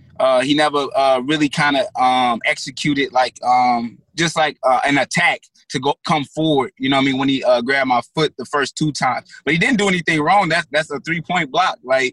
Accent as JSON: {"language": "English", "town": "St. Louis", "region": "Missouri", "country": "United States", "tie": "born or raised there", "said": "I'm from St. Louis, Missouri. I was born and raised here."}